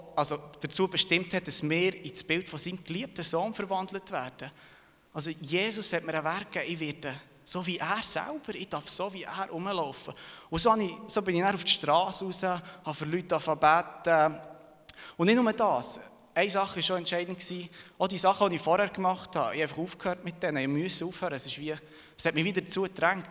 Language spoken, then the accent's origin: German; Thun, Bern, Switzerland; also born or lived in Serbia; Ich bin geboren und aufgewachsen in Thun, aber ursprünglich komme ich von Serbien